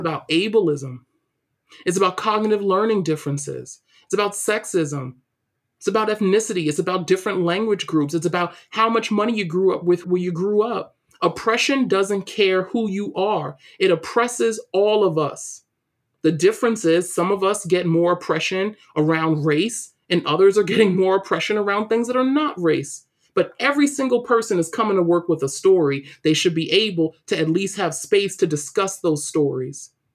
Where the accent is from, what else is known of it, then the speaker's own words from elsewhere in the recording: New York City, New York, United States; moved away as an adult; also born or lived in Waltham, Massachusetts; growing up in East New York, Brooklyn